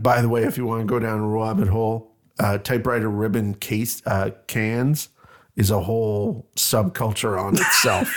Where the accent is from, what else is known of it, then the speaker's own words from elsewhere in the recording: Canada; I'm Canadian